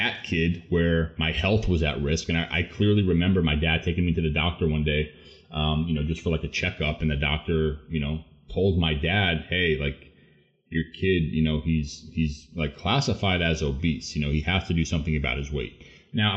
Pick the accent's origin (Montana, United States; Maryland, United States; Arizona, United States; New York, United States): New York, United States; Long Island; born and raised on Long Island, New York